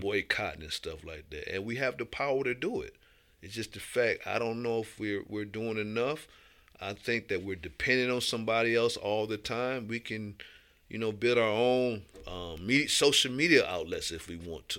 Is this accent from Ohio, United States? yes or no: yes; Toledo, Ohio, United States; moved away; from my hometown